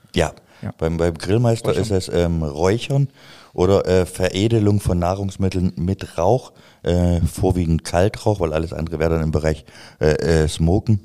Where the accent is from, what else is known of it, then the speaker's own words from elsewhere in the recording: a village in East Germany, Germany; ich komme vom Dorf, ich komme vom Dorf, aus dem Osten, wo noch die Mauer stand